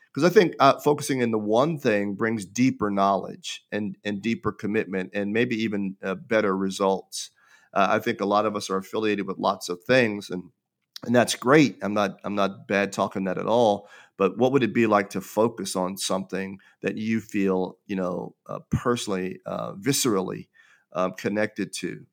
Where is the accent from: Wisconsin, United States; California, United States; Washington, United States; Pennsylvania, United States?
Pennsylvania, United States; Pittsburgh; I was born and raised in Pittsburgh, Pennsylvania